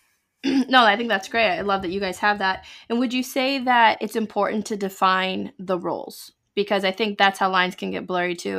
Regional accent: United States; I am an American, proud to be one

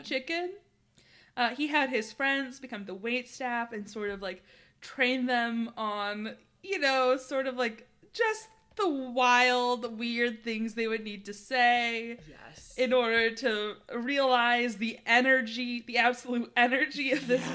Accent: United States; I'm an American

